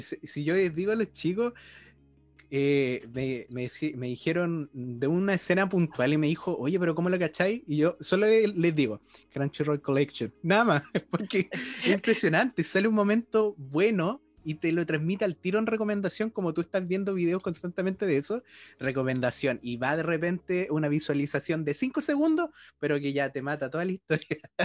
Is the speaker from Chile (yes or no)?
yes; Osorno, Los Lagos, Chile; yo soy de Osorno